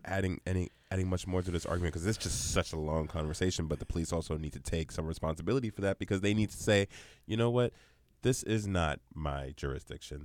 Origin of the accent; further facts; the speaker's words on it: New York City, New York, United States; moved away; also born or lived in Union, New Jersey; we grew up in Brooklyn